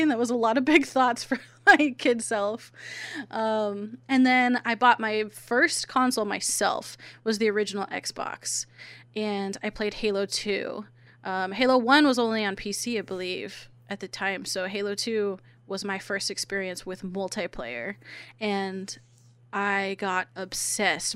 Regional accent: San Diego, California, United States; I'm from San Diego

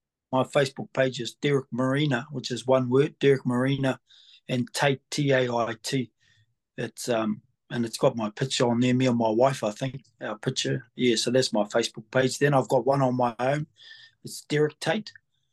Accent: New Zealand; Born and bred here

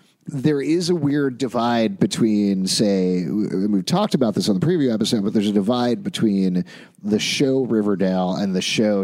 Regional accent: United Kingdom; because I'm British

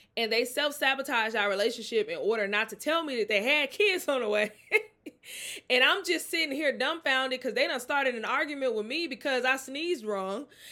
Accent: Mississippi, United States; I'm from the South. I'm from Mississippi. Very close to New Orleans

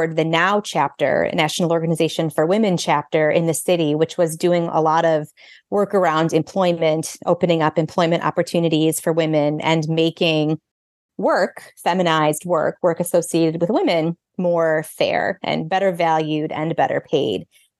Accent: Illinois, United States; I grew up outside of Chicago with a mother who was an attorney for decades there

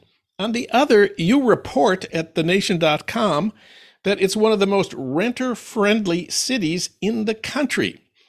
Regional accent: Minnesota, United States; in my home state of Minnesota

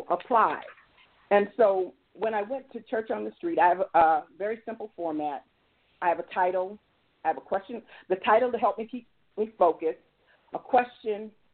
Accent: United States; I came from the South Side. I grew up in the Vistas

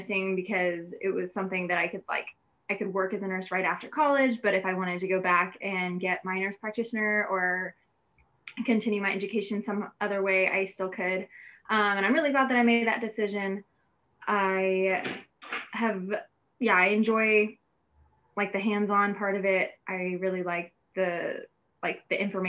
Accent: Houston, Texas, United States; moved away as an adult; now in Bay Area, United States; I also grew up in Houston

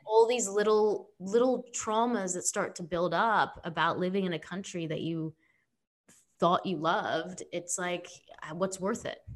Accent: Sydney, New South Wales, Australia; now in United States; I come from Australia, so I grew up in Sydney

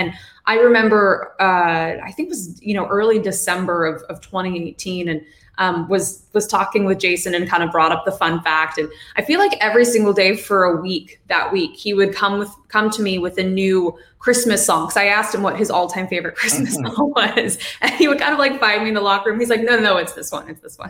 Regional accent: San Francisco, California, United States; moved away as an adult; also born or lived in Philadelphia; Growing up in San Francisco

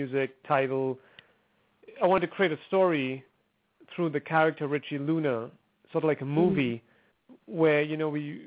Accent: Trinidad & Tobago; originally I'm from Trinidad and Tobago. It's a small island in the Caribbean

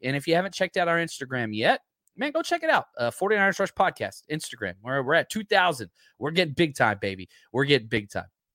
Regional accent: the South, United States; I am from the South

